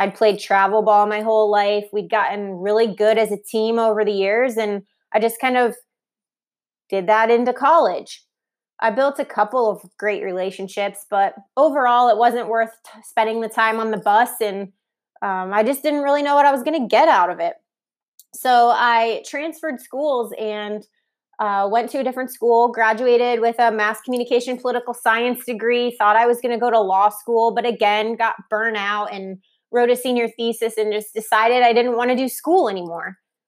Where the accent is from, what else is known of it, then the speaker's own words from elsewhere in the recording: Ohio, United States; also born or lived in New York / Columbus / San Francisco; now in Charlotte, United States; But we're originally from Ohio, near Cleveland. We moved across the country and back. I've lived in New York, Columbus, Ohio, San Francisco, and now Brian and I are here.